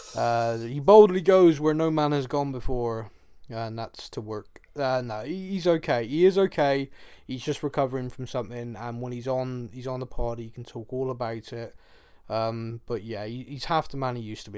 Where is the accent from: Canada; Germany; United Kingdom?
United Kingdom; Bristol, South West England; I'm from Bristol